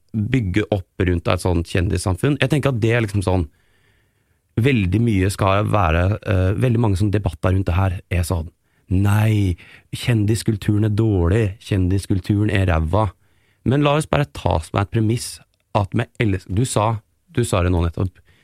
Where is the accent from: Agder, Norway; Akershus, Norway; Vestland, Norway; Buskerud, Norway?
Buskerud, Norway; Geilo; now in Oslo, Norway; kommer jeg også fra en sånn oppvekst og et miljø på Geilo, eh, der jeg er fra, som liksom er bygda